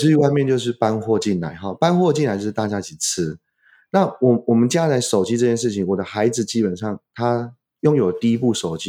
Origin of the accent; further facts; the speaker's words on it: China; 我们中国人最强调叫家训、